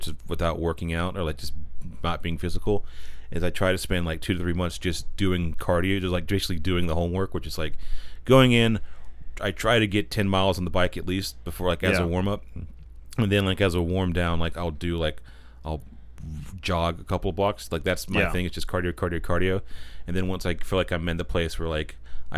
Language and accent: English; Pine Hall, North Carolina, United States; moved away as an adult; also born or lived in Walnut Cove, North Carolina / Boone, North Carolina; I'm from a little town called Pine Hall, North Carolina